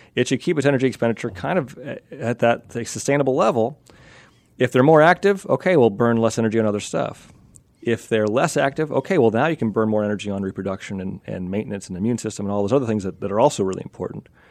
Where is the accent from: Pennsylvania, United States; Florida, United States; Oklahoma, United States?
Pennsylvania, United States; Amish, I grew up in Pennsylvania